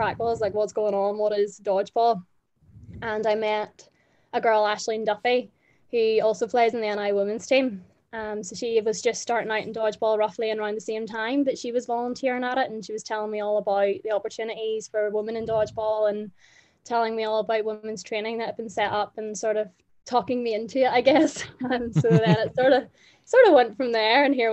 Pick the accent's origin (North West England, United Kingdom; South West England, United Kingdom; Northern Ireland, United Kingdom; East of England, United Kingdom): Northern Ireland, United Kingdom; I'm a player from Northern Ireland.